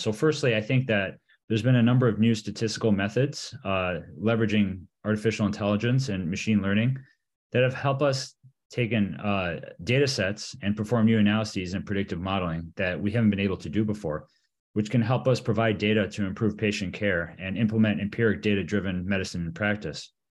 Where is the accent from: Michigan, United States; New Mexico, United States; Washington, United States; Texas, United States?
Michigan, United States; also born or lived in Vail, Colorado; I was born and raised in Michigan